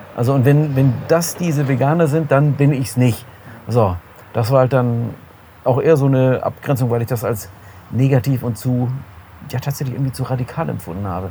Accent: Heidenheim, Baden-Württemberg, Germany; moved away as an adult; also born or lived in Essen; now in Solingen, Germany; ich komme aus Süddeutschland, einer kleinen Stadt dort, Heidenheim heißt sie bin dann wegen des Studiums nach Essen gezogen

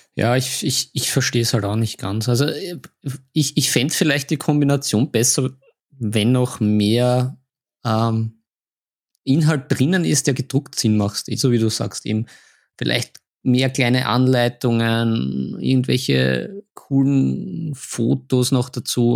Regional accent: Vienna, Austria; bei uns in Wien

